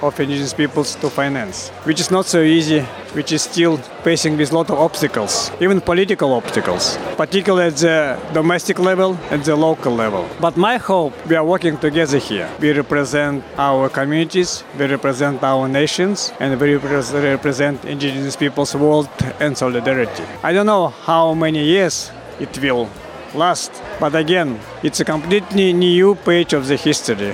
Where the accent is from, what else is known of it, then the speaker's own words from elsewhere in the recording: Eastern Siberia, Russia; I am indigenous activist from the Russian Eastern Siberia.